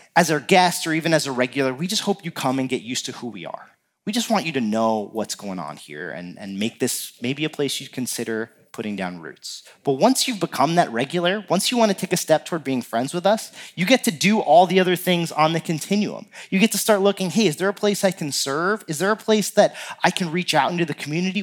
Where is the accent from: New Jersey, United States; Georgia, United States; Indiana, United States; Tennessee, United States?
New Jersey, United States; now in Minnesota, United States; growing up in New Jersey, uh, my family would rent a, a house down the shore